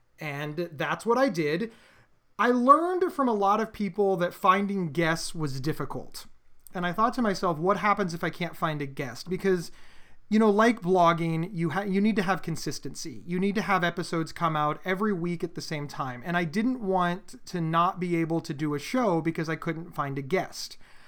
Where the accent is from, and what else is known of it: Pennsylvania, United States